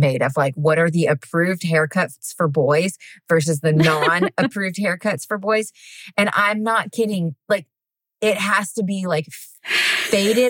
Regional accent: the South, United States; I grew up in the South

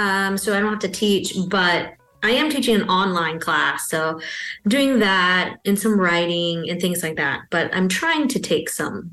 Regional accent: Texas, United States; now in North Carolina, United States; But I have been Baptist my whole life. So I grew up in Texas and I was Southern Baptist growing up.

